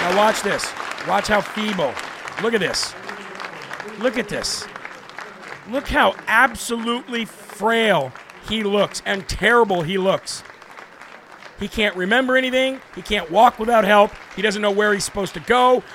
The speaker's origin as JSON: {"language": "English", "country": "United States", "said": "as an American"}